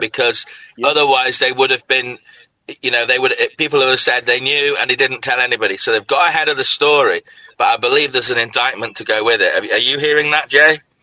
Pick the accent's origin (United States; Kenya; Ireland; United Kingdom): United Kingdom; Scotland; moved away; I come from Scotland